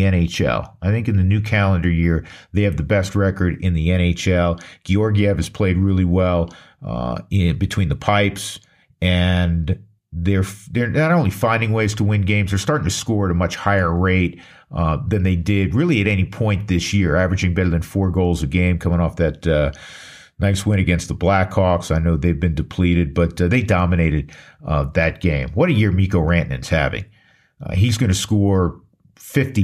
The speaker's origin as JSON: {"language": "English", "region": "New York", "country": "United States", "tie": "born or raised there", "said": "growing up in New York"}